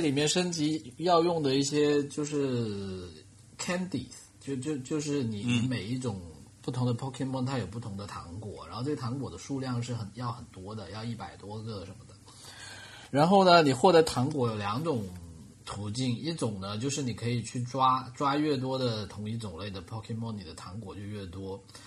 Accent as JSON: {"language": "Chinese", "country": "China", "said": "我们中国人"}